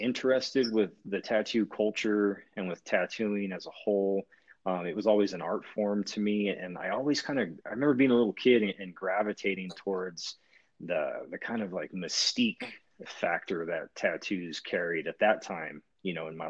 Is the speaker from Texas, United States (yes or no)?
no; California, United States; now in Bend, United States; I'm originally from California